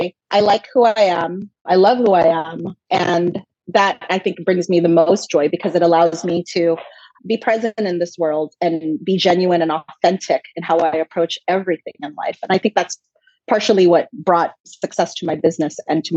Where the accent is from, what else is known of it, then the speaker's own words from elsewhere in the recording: Los Angeles, California, United States; also born or lived in Philippines; I was born in the Philippines and raised in Los Angeles